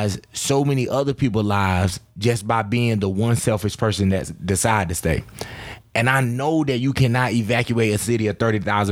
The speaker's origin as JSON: {"language": "English", "town": "New Bern", "region": "North Carolina", "country": "United States", "tie": "born or raised there", "said": "my hometown"}